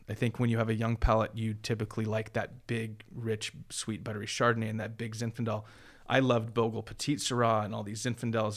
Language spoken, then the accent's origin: English; Huntington Beach, California, United States; moved away as an adult; now in Sonoma, United States; I grew up in Huntington Beach uh, with a surfboard and tennis racket pretty much.